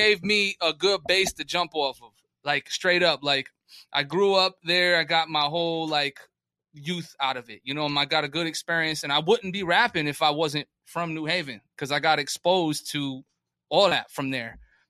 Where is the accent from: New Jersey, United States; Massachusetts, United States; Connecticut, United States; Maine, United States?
Connecticut, United States; New Haven; also born or lived in North County, San Diego, California; now in San Diego, United States; New Haven, Connecticut gave me all the base to jump off of.